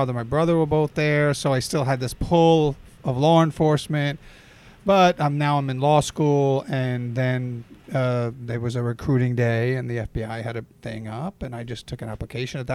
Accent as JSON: {"language": "English", "region": "New York", "country": "United States", "said": "I was from New York"}